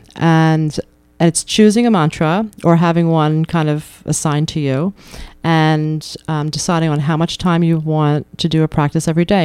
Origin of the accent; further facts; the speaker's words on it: New York, United States; now in Keene, United States; I grew up in New York